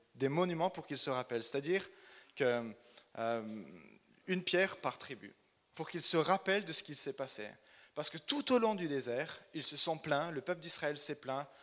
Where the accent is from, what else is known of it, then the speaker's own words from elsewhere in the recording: Chalon-sur-Saône, Bourgogne-Franche-Comté, France; moved away as an adult; now in Oslo, Norway; Je suis né à Chalon-sur-Saône, donc je suis bourguignon